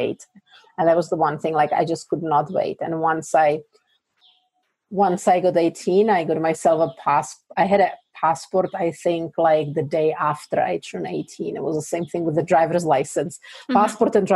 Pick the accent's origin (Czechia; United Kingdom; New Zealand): Czechia; English is a second language; moved away as an adult; I grew up in like Moravia in a little village